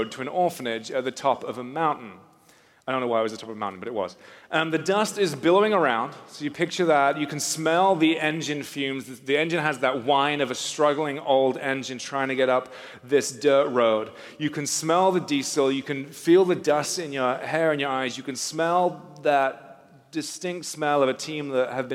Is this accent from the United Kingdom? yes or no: yes; England, United Kingdom; moved away as an adult; also born or lived in Newcastle / South Africa; I grew up in England, just north of London